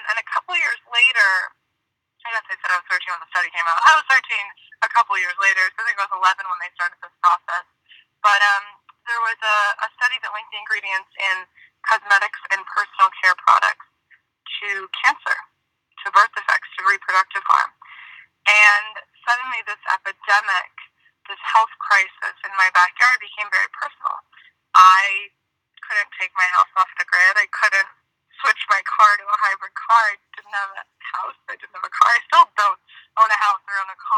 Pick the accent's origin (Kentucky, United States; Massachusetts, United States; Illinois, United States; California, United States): California, United States; Marin County, Northern; I'm born and raised in Marin County in Northern California